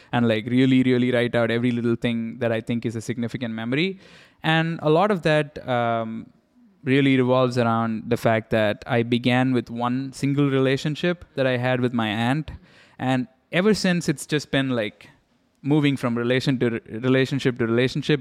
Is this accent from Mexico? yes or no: no; India; I grew up in India